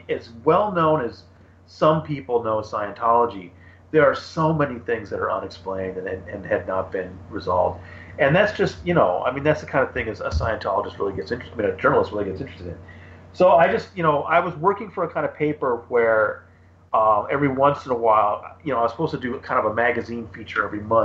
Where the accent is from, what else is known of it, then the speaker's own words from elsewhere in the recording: Los Angeles, California, United States; moved away; also born or lived in Phoenix; I'm from Los Angeles, and I think if you grow up in LA, you have a certain awareness